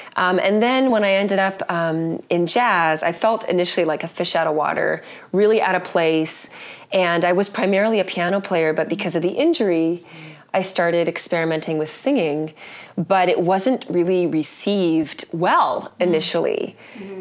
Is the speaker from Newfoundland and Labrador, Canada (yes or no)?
no; Vancouver, British Columbia, Canada; I grew up in Vancouver